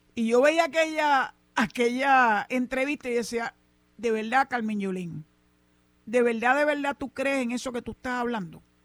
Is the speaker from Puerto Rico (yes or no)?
yes; Cabo Rojo, Puerto Rico; aquí en mi pueblo de Cabo Rojo